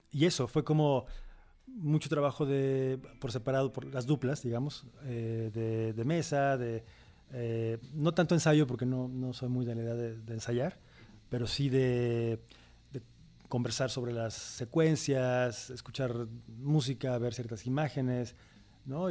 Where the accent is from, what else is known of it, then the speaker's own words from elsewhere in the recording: Veracruz, Mexico; es Veracruz, es, mi tierra, es nuestra tierra